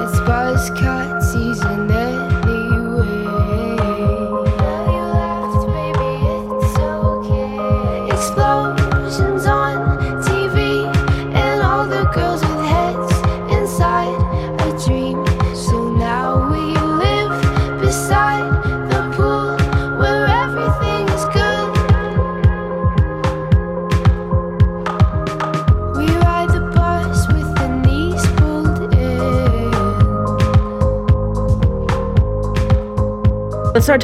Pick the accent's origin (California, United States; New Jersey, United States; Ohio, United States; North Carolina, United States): California, United States; San Francisco; I grew up in San Francisco